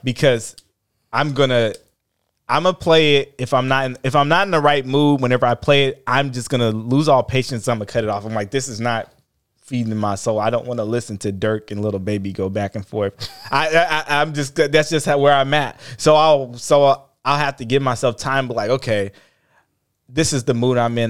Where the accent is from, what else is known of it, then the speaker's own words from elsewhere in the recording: Oakland, California, United States; growing up in Oakland